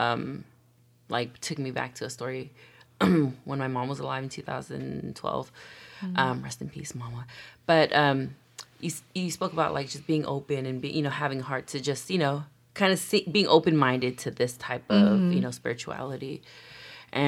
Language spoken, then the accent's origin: English; United States; Born and raised in America